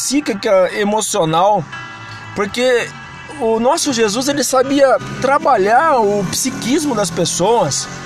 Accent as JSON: {"language": "Portuguese", "country": "Brazil", "said": "porque sou brasileiro, tenho que falar do meu Brasil."}